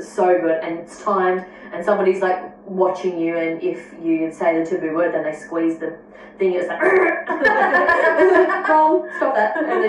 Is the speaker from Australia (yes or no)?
yes; Australia; Yes, we are Australian.